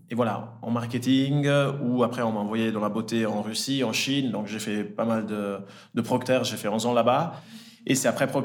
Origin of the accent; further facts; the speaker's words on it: Switzerland; also born or lived in Italy; euh, j'ai 34 ans, euh, j'ai grandi en Italie, je suis né en Italie et je suis arrivé en Suisse à l'âge de, 10 ans. J'ai grandi entre Lausanne et Genève.